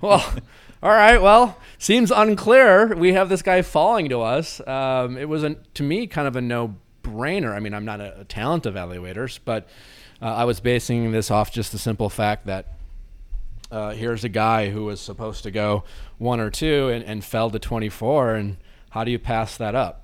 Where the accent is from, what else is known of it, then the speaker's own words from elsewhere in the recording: Waukesha, Wisconsin, United States; moved away; also born or lived in Milwaukee, Wisconsin; I grew up in Waukesha